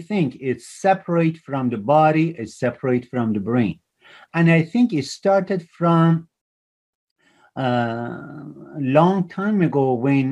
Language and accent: English; Iran; moved away as an adult; also born or lived in Toronto, Canada; I grew up in Iran